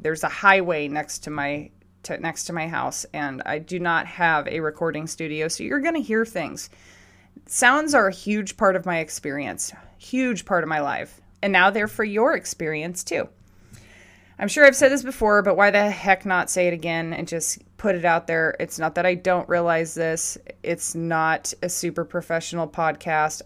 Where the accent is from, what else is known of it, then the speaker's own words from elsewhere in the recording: Southern California, United States; I grew up in Southern California schools